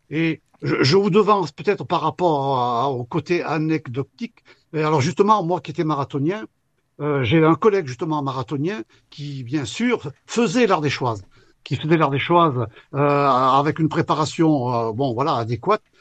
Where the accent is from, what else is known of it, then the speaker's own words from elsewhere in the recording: Saint-Félicien, Auvergne-Rhône-Alpes, France; Moi, je suis originaire de Saint-Félicien, oui, oui même si euh, euh, bon, je vis dans la vallée